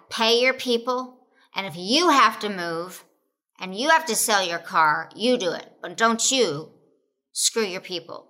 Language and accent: English; Oklahoma, United States; born or raised there